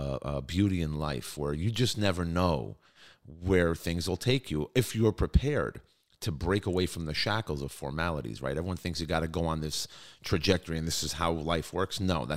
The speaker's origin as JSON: {"language": "English", "town": "New York City", "region": "New York", "country": "United States", "tie": "born or raised there", "also_born_or_lived": "Manhattan, New York", "moved": "as an adult", "lives_now": "Israel", "said": "Originally born and raised in Brooklyn. So a New Yorker."}